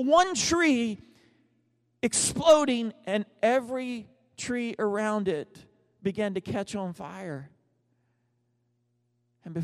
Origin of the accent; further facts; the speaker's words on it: United States; also born or lived in Texas / Oklahoma; I grew up in Texas and Oklahoma